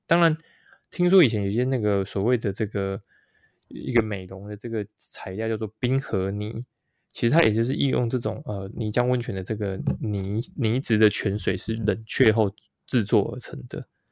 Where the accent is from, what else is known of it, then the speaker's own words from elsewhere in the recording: behind Yangmingshan, Taipei, Taiwan; 因为我小时候就住在这个阳明山后山那边